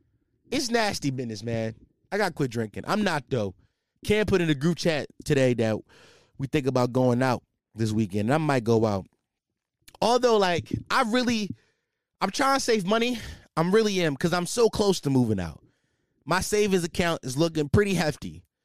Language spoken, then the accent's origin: English; Philadelphia, Pennsylvania, United States; Yo, I'm from Philly, so I be seeing like all the little young boys be shaking that shit.